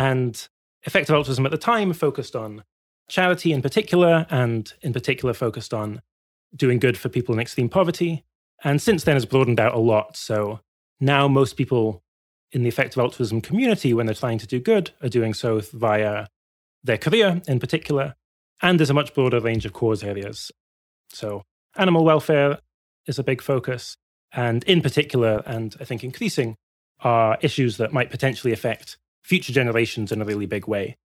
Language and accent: English; Glasgow, Scotland, United Kingdom; I grew up in Glasgow